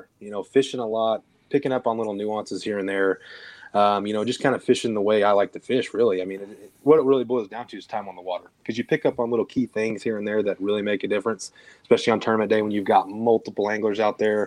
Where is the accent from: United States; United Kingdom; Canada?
United States; Southern Illinois; moved away as an adult; now in Texas, United States; I'm originally from Illinois, Southern Illinois, about 5 hours south of Chicago